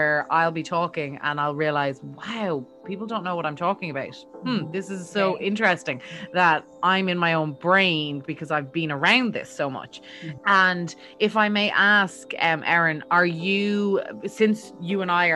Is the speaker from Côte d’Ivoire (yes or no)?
no; Ireland; now in United States; my home country of Ireland